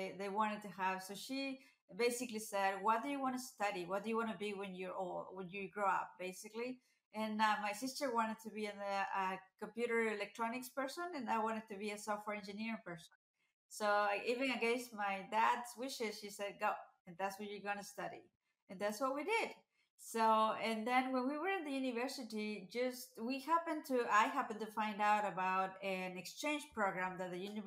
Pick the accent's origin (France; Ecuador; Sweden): Ecuador; moved away as an adult; now in United States; I was born in the country of Ecuador, which is in the northwest side of South America.